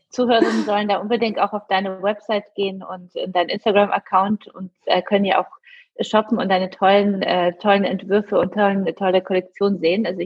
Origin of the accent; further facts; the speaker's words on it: Poland; Das kenne ich auch aus Polen. Ich komme ursprünglich aus Polen